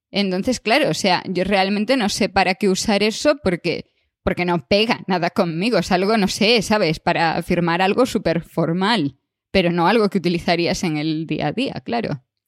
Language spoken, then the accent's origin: Spanish; Galicia, Spain; moved away; yo soy gallega